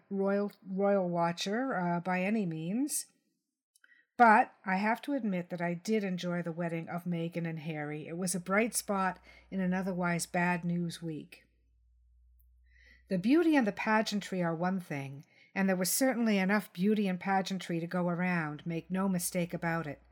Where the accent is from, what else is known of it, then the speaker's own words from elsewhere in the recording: Canada; I'm just a Canadian with a pen and a podcast, a writer and a publisher